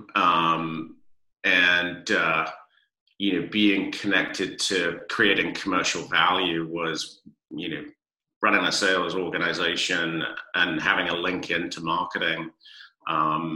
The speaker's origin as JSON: {"language": "English", "region": "London", "country": "United Kingdom", "tie": "born or raised there", "moved": "yes", "lives_now": "San Diego, United States", "said": "I grew up in London and was a Londoner through and through. And, now I'm a proud Californian 30 plus years later."}